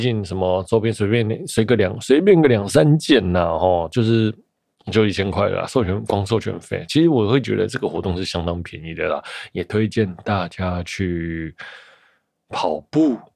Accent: Taiwan; 毕竟身为台北人，新北人，好像没有捷运，真的是有点活不下去哦

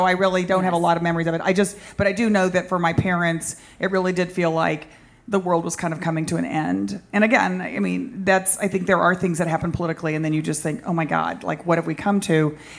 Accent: Dallas, Texas, United States; also born or lived in Austin, Texas; growing up in Dallas, Texas.

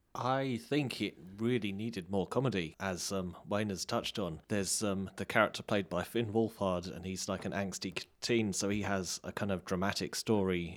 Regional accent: England, United Kingdom; I'm English

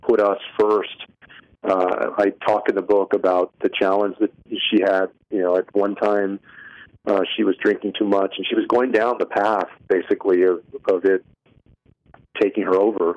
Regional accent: San Antonio, Texas, United States; moved away as an adult; also born or lived in Bay Area; where I had grown up in San Antonio

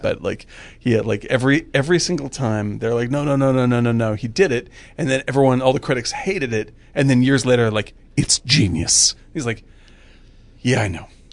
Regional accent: Boston area, Massachusetts, United States; I didn't grow up in Boston, but I grew up in the Boston area

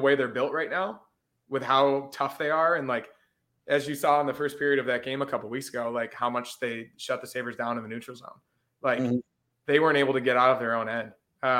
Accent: Canada; like, I know more hockey than you because I'm Canadian.

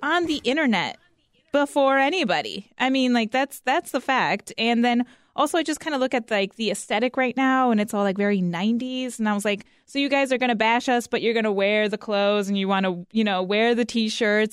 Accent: Northwest Indiana, United States; moved away; I grew up in Northwest Indiana, and so, like, we grew up with Italian beef sandwiches

